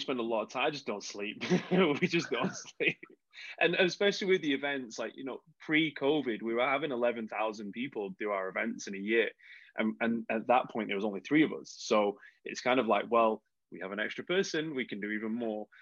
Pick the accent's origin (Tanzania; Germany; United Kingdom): United Kingdom; we're British